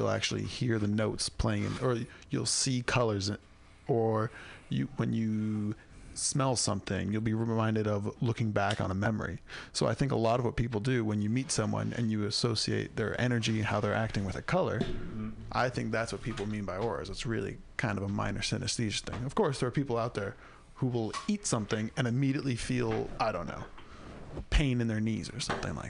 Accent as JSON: {"language": "English", "town": "San Diego", "region": "California", "country": "United States", "tie": "born or raised there", "said": "Growing up in San Diego, getting a machaca the burrito in the morning, I have never had a better breakfast food."}